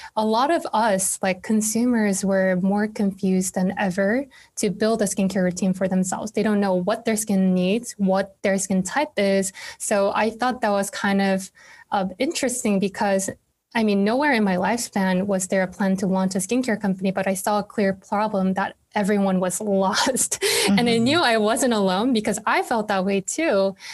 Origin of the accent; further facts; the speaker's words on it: South Korea; now in New York City, United States; where I live now, I live in New York City, but was born and raised in Korea